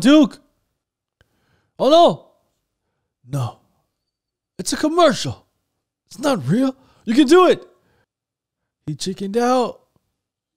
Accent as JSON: {"language": "English", "country": "Canada", "said": "Canada! That's where I'm from. I'm Canadian, guys. I'm not American"}